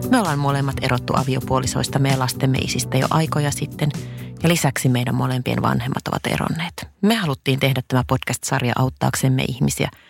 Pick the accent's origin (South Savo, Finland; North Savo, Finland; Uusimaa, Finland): South Savo, Finland; Mikkeli; mä oon Savosta koteisen, ihan Mikkelistä